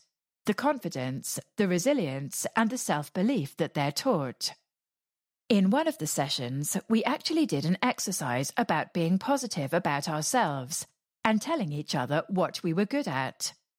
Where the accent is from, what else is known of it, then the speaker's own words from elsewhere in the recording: England, United Kingdom; when I look back on growing up in England, we maybe took some things for granted that they don't.